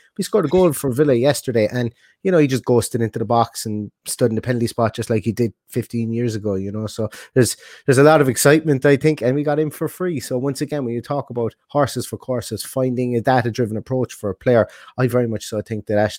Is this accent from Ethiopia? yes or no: no; Ireland; I'm Irish, you know, everybody in Ireland supports United and Liverpool.